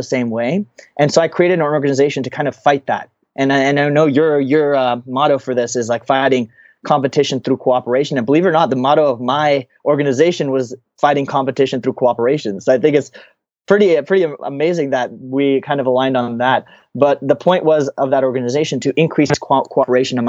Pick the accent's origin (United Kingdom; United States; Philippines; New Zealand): United States; I'm an Indian American